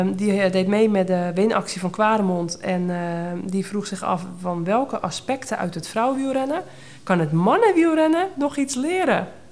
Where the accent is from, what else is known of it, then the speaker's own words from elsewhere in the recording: Netherlands; als Hollander